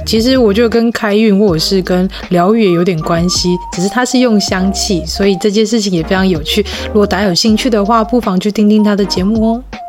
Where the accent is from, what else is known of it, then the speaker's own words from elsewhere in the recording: Tainan, Taiwan; 尤其是我们的故乡台南啊